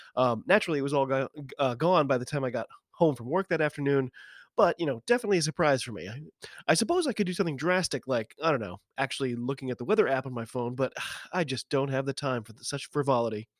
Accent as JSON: {"language": "English", "country": "United States", "said": "I'm an American rugby fan"}